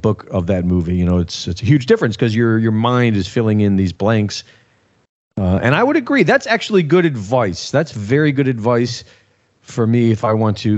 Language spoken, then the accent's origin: English; Cleveland, Ohio, United States; We grew up in Cleveland